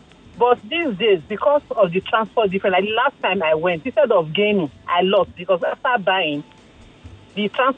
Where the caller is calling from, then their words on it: Ikeja, Lagos, Nigeria; I'm calling from Ikeja.